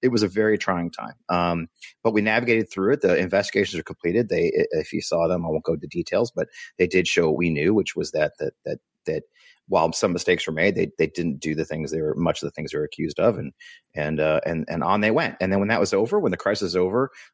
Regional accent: St. Louis, Missouri, United States; moved away as an adult; also born or lived in Washington, D.C.; my hometown. I grew up here

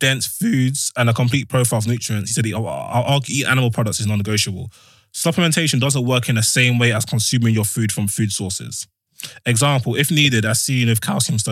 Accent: Nigeria; now in England; I'm a Nigerian man

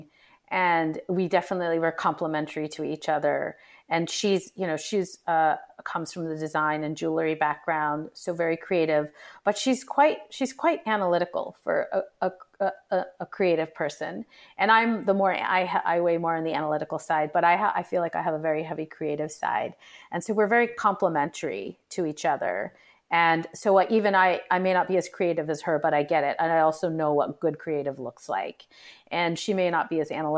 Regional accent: United States; Even though I'm in Indian ethnic descent, I was born and brought up here.

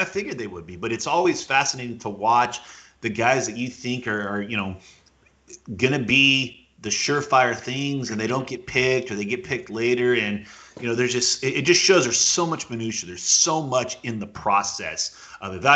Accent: Ventura County, California, United States; I'm from Ventura County

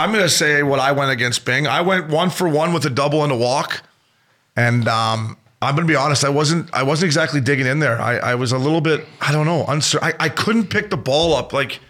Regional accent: Port Hope, Ontario, Canada; I was born in Port Hope.

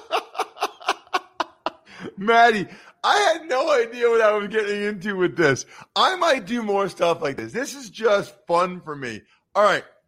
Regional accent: Pennsylvania, United States; growing up in Pennsylvania

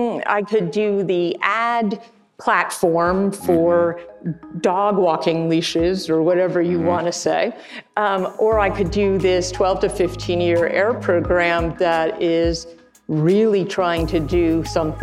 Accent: New York, United States; I grew up on the East Coast, in New York

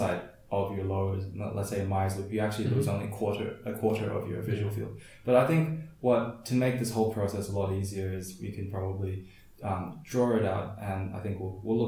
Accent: Australia; since we're from Australia

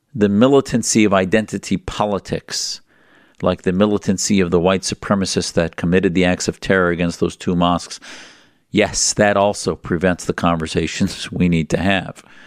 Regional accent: United States; as an American Muslim

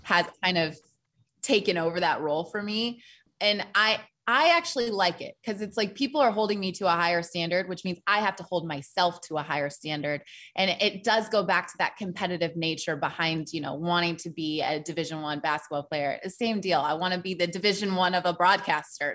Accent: Portland, Oregon, United States; moved away as an adult; also born or lived in Tennessee; I came from Portland, Oregon.

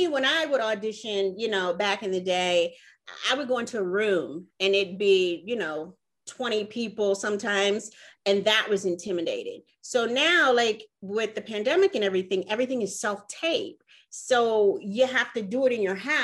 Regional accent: Milwaukee, Wisconsin, United States; moved away; I'm originally from Milwaukee, Wisconsin.

